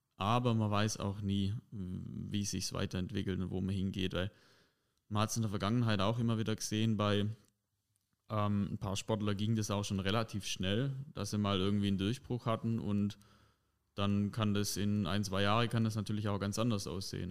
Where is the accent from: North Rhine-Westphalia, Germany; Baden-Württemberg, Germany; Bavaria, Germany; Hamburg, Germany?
Baden-Württemberg, Germany; Heubach; ich komme aus Heubach